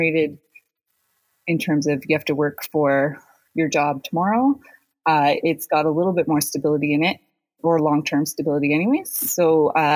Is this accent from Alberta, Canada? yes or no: no; North Bay, Ontario, Canada; moved away; North Bay was a community I grew up in as a kid